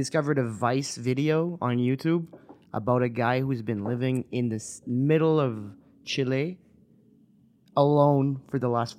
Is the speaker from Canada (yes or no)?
yes; the Maritimes, Canada; I grew up in the Maritimes too, so being in the city for me sometimes is very. It chokes me a bit.